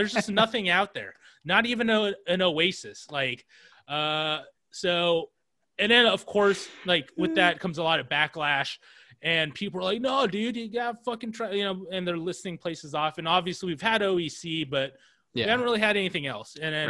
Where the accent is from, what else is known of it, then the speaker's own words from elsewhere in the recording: California, United States; Sorry, I'm from California.